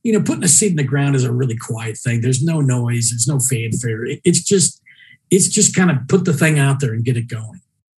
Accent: Mexico; You know, I told you earlier about my family growing up in Mexico

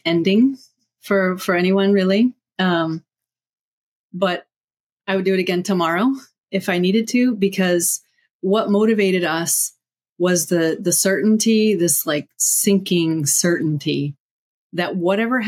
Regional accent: United States; moved away; also born or lived in Afghanistan; I'm American, but that's the only tie to the US

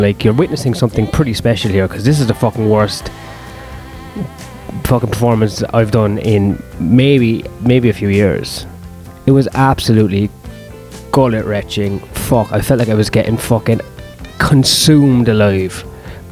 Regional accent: Ireland; I was born in Ireland

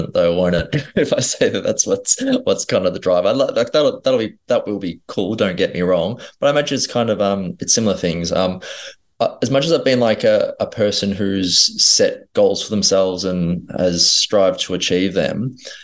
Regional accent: Melbourne, Victoria, Australia; grew up in Strathmore.

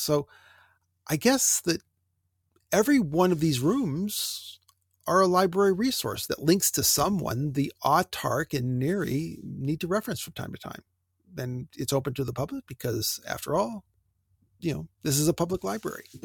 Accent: United States; I grew up on Lake Erie

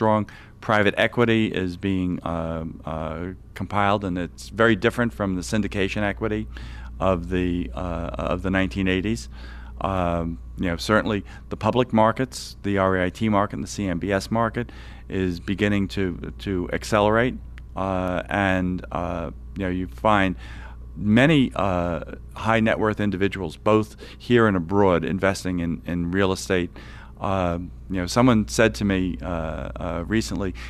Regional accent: New York City, New York, United States; the Atlantic Yards development in Brooklyn, New York, my hometown.

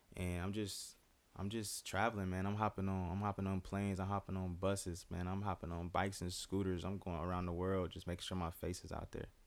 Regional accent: United States; growing up in the Quad Cities

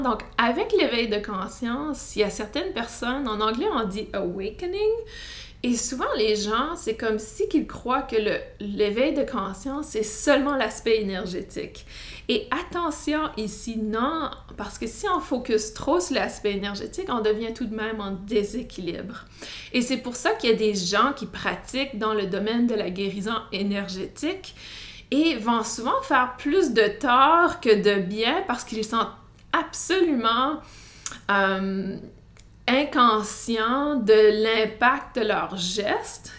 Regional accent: New Brunswick, Canada; accent: Canadian, Acadian; Vous allez sûrement entendre mon accent canadien. Et non, je ne suis pas du Québec, mais plutôt du Nouveau-Brunswick. Et euh, j'ai grandi euh, dans une communauté francophone

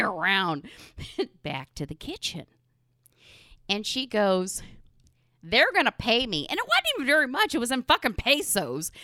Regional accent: Midwest, United States; we're from the Midwest. I'm surrounded by corn and soybeans

